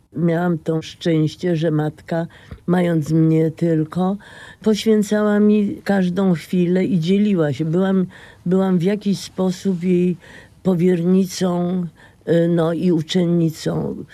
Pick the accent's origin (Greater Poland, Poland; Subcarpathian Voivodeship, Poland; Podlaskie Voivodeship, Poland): Greater Poland, Poland; Poznań; Jestem poznanianką z Jeżyc, a potem z Wildy, a potem dalej